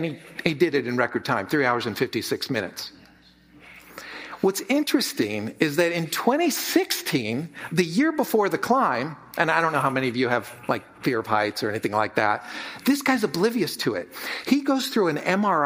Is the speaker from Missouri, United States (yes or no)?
no; San Francisco, California, United States; I grew up in San Francisco.